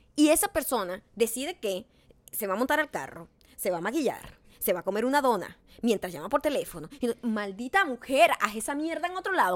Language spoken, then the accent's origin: Spanish; Venezuela; moved away; Nosotros los venezolanos